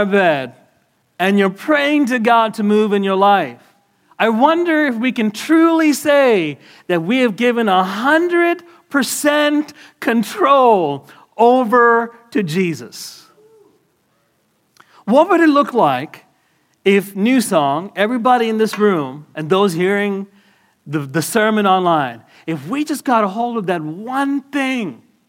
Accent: Canada; I got my green card. Everybody relax. You know? I'm Canadian, right?

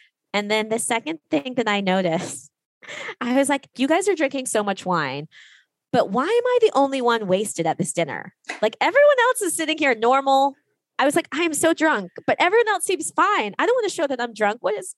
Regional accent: Washington, District of Columbia, United States; moved away as an adult; now in Paris, France; I arrived in 2012 and I remember showing up and I came from Washington, D.C. And I showed up in Paris

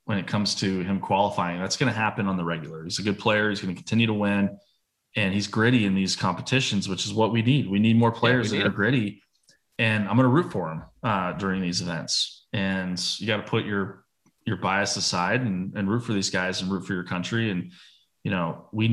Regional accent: United States; being American

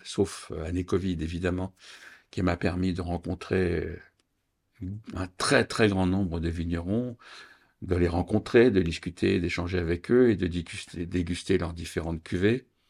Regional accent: Reims, Grand Est, France; je suis champenois, je suis né à Reims

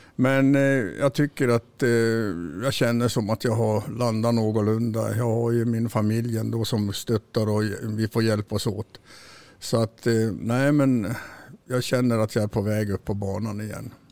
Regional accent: Kiruna, Norrbotten County, Sweden; moved away; also born or lived in Salmi, Jukkasjärvi; jag är född i Kiruna faktiskt

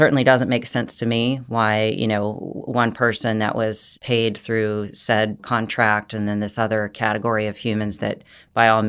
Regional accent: United States; As an American woman

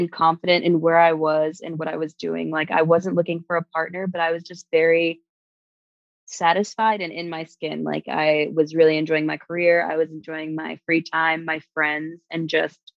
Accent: New York, United States; moved away as an adult; now in Germany; I'm originally from New York

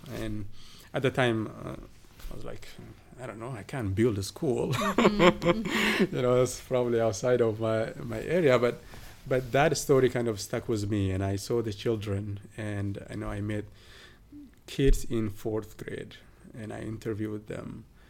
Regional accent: southern Ethiopia, Ethiopia; southern Ethiopia. It's called Kobadi. It's not my town. It's about 90 kilometers or so away from my hometown

